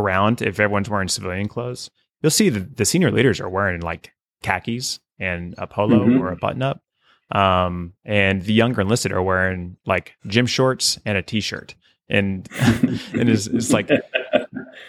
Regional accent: Oklahoma, United States; I'm from a small town in Oklahoma

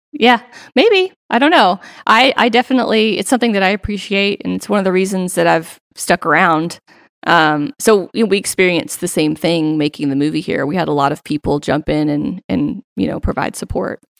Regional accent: Central Arkansas, United States; also born or lived in Bentonville, Arkansas; originally born and raised in Central Arkansas

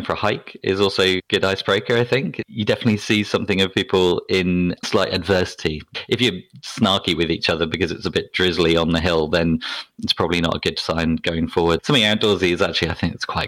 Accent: near Southampton, South East England, United Kingdom; accent: BBC accent; moved away; also born or lived in Plymouth; I'm from England originally, as you can probably tell from my BBC accent. I grew up near Southampton

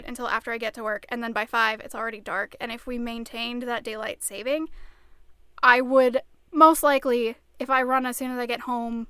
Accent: Minnesota, United States; I think it's part of that as a Minnesotan and as a runner, when it starts to get lighter in the morning, you're like, yes, it's finally becoming summer.

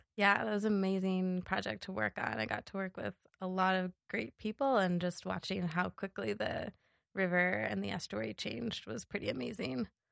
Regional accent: Seattle, Washington, United States; moved away as an adult; also born or lived in Los Angeles, California / Alaska / Yellowstone National Park; now in Bozeman, United States; I grew up in Seattle

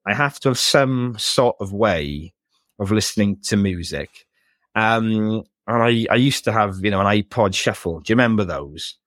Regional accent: Wales, United Kingdom; I grew up in a small village in Wales

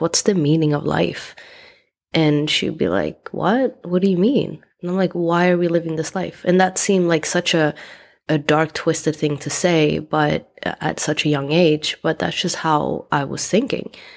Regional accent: Sweden; moved away as an adult; also born or lived in East Coast, United States; now in United States; I decided to leave my home country, Sweden, to go to US um, at the age of 20

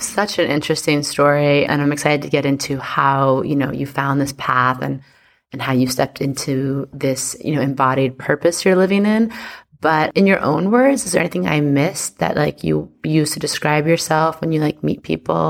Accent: New York, United States; as a New Yorker

